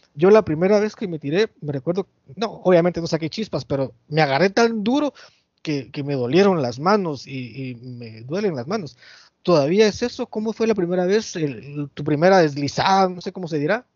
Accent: San Miguel Petapa, Guatemala Department, Guatemala; aquí en mi pueblo, en San Miguel Petapa

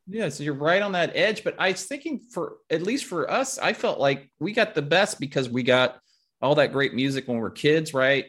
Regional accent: Lincoln, Nebraska, United States; I loved growing up in Lincoln

